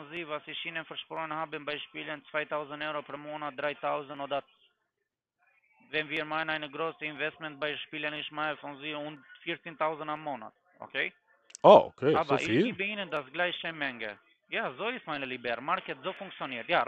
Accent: Germany; Nein, ich komme aus Deutschland. Ich wohne auch in Stuttgart, aber bei Ihrer Stadt meine ich.

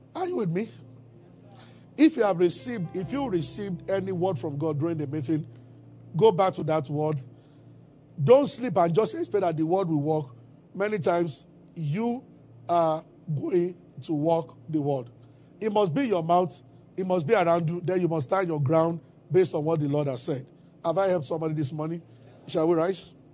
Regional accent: Abeokuta, Ogun State, Nigeria; I grew up in Abeokuta

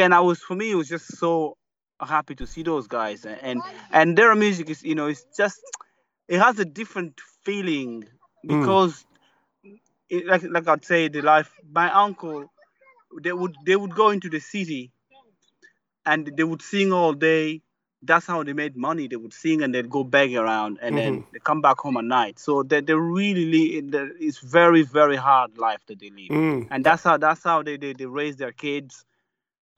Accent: DR Congo; now in Ireland; growing up for me, I was more interested in the traditional music of Congo more than the rumba. The rumba music, I just know it because I'm from Congo

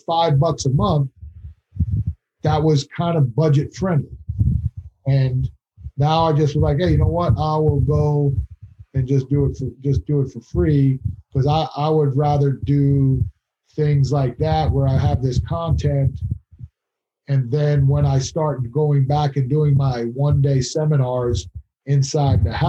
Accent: Long Island, New York, United States; moved away; I'm from Long Island originally, haven't been back in years

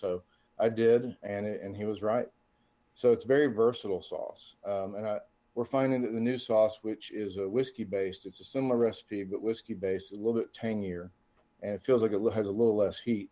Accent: Atlanta, Georgia, United States; I'm from the Metro Atlanta area.

